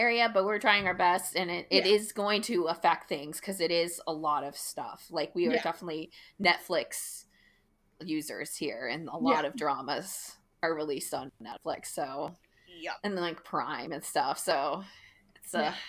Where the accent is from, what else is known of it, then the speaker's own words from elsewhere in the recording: Florida, United States; I grew up in Florida.